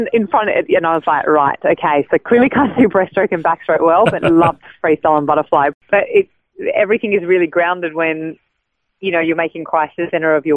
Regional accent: Sydney, New South Wales, Australia; born and raised in Sydney

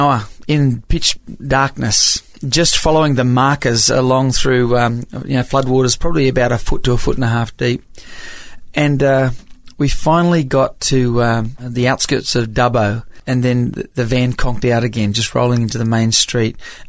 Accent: Papua New Guinea; accent: American; I grew up in Papua New Guinea as a missionary's kid, and most of my friends were Americans and my school teachers were Americans, so I've always had this kind of weird accent.

